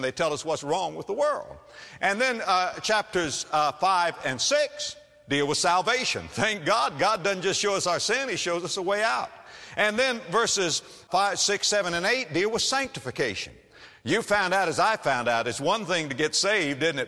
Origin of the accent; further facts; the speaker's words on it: Florida, United States; moved away; my home state, Florida